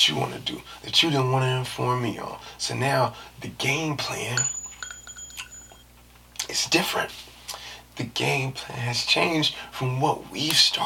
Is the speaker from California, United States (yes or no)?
yes; San Francisco, California, United States; we back in San Francisco, even though I'm from there